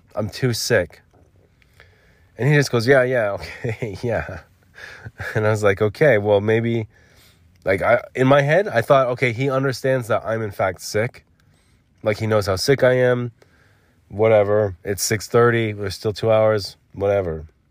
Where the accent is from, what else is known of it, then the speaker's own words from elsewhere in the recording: United States; I'm an American